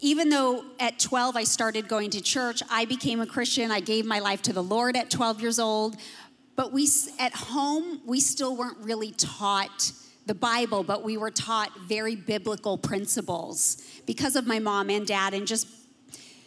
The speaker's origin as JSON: {"language": "English", "town": "Los Angeles", "region": "California", "country": "United States", "tie": "born or raised there", "said": "I actually was born and raised in Los Angeles, California"}